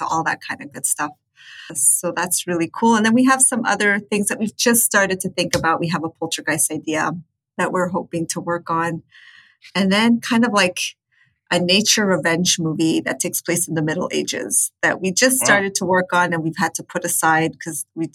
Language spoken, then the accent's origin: English; Chile; also born or lived in United States; now in Canada; I'm from Chile, but I lived extensively in the States and now I live in Canada